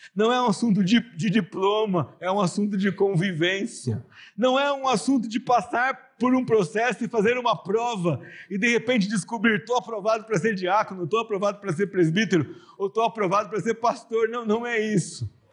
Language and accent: Portuguese; São José dos Campos, São Paulo, Brazil; Eu cresci numa igreja aqui em São José dos Campos